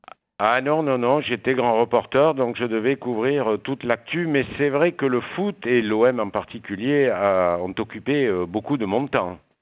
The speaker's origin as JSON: {"language": "French", "town": "Marseille", "region": "Provence-Alpes-Côte d'Azur", "country": "France", "said": "je suis marseillais"}